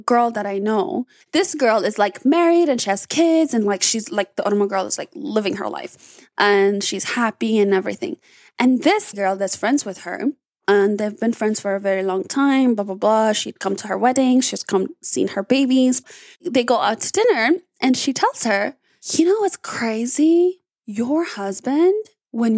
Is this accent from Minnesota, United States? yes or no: yes; Blaine, Minnesota, United States; also born or lived in Addis Ababa, Ethiopia; I grew up in Addis, but I also grew up here. And I grew up in Blaine